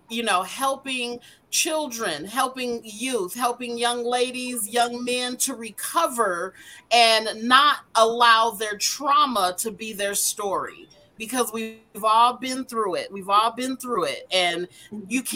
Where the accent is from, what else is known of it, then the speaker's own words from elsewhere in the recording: Denver, Colorado, United States; born and raised in Denver, Colorado